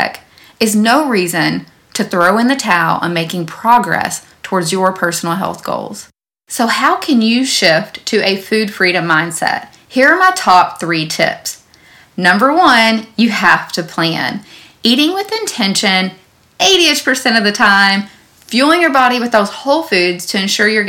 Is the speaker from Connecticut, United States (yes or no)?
no; Owensboro, Kentucky, United States; my hometown of Owensboro, Kentucky